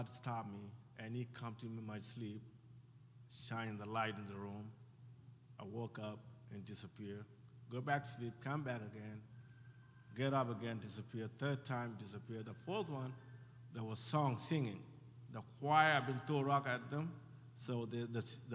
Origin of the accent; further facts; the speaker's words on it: Ethiopia; now in Phoenix, United States; I grew up in Ethiopia, I was born and raised there, and I left Ethiopia in 1991, during the war